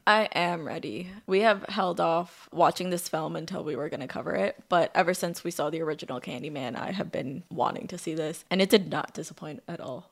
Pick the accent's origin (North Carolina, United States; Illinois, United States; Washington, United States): Illinois, United States; Chicago; We're from Chicago